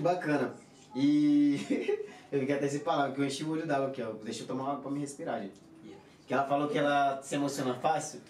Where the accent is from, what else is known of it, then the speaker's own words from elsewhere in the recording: Pará, Brazil; also born or lived in Santos / Praia Grande; now in Madrid, Spain; Eu, eu, eu nasci, nasci, nasci lá no Pará, só que eu fui para Santos em 2009.